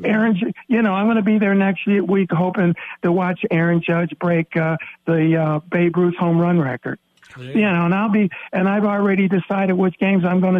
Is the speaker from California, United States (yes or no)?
no; Chicago, Illinois, United States; when I grew up in Chicago, and, you know, when the Cubs last won their pennant in 45, and I was 15 years old